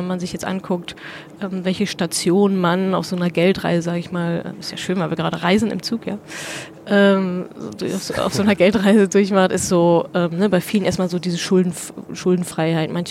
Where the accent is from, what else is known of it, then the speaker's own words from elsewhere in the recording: North Rhine-Westphalia, Germany; also meine Eltern wohnen da, ich komme da aus der Ecke, meine Eltern, meine Familie wohnen da, alte Freunde, Bekannte